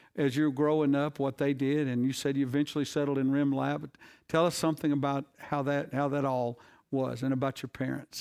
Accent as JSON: {"language": "English", "region": "the South", "country": "United States", "said": "we Southerners"}